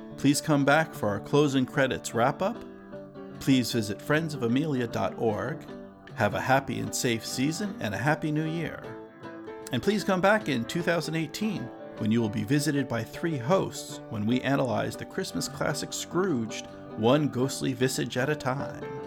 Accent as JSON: {"language": "English", "region": "New Jersey", "country": "United States", "tie": "born or raised there", "moved": "yes", "lives_now": "Massachusetts, United States", "said": "I grew up in New Jersey"}